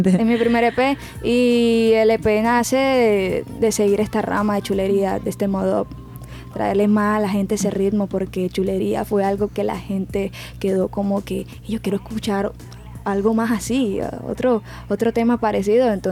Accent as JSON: {"language": "Spanish", "town": "Barranquilla", "region": "Atlántico", "country": "Colombia", "tie": "born or raised there", "said": "En Kia quiero empezar todo eso de que pegarme los temas aquí, porque pues mi tierra y todo. Yo confío mucho en Barranquilla, aquí hay muchísimo talento"}